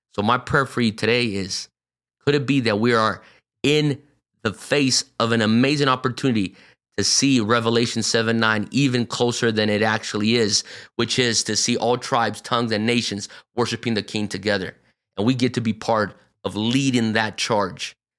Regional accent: São Paulo, Brazil; moved away as an adult; also born or lived in North Carolina, United States / Pennsylvania, United States; I was born and raised here, but I mean, I was raised in a Japanese bubble inside São Paulo, Brazil

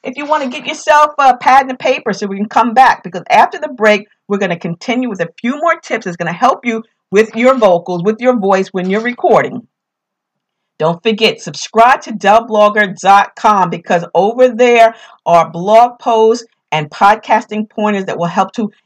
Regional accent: New York, United States; accent: New York; my New York accent

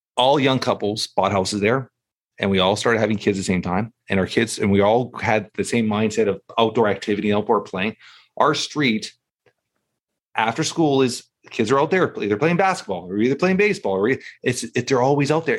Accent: Toronto, Ontario, Canada; And I grew up in Toronto

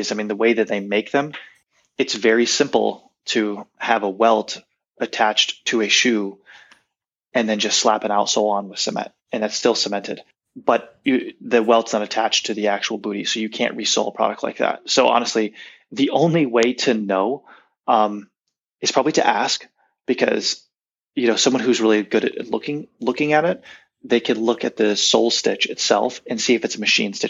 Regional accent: United States; being American

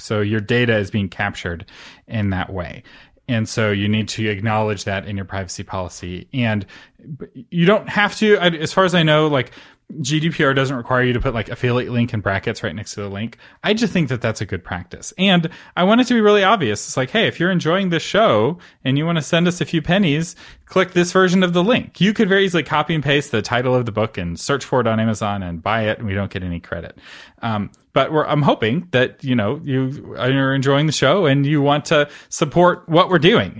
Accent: United States; I'm an American

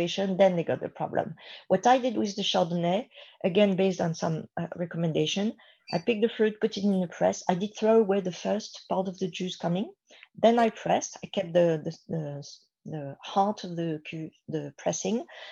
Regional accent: Burgundy, Bourgogne-Franche-Comté, France; we are from Burgundy.

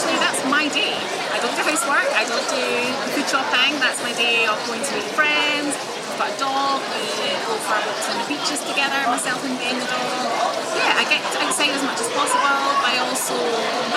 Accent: Scotland, United Kingdom; I'm obviously Scottish and I live right on the East Coast

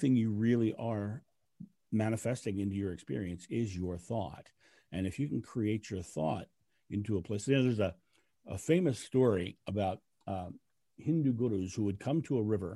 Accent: United States; I'm American.

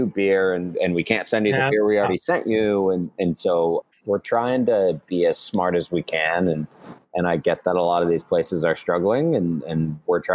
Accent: northern Colorado, United States; now in Massachusetts, United States; I grew up in northern Colorado

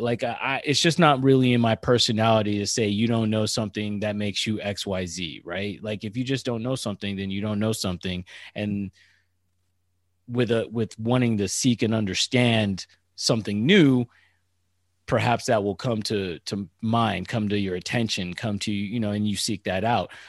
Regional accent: Northern California, United States; also born or lived in San Diego / Annapolis; I'm from Northern California

